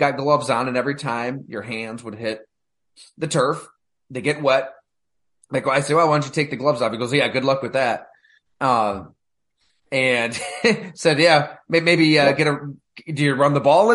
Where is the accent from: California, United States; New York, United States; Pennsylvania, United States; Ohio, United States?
New York, United States; Salamanca; I am a Salamaica native, technically. So I'm not native, but I'm from Salamaica